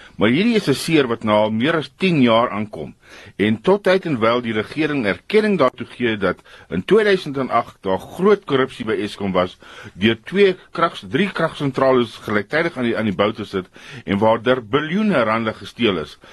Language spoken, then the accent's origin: Afrikaans; South Africa; ons as Afrikaners